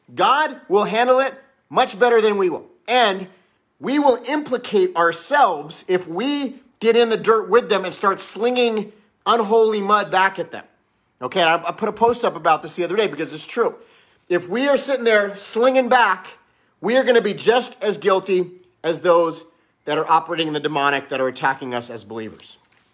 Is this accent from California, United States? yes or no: yes; Los Angeles, California, United States; when I was growing up in Los Angeles, I would get into fights.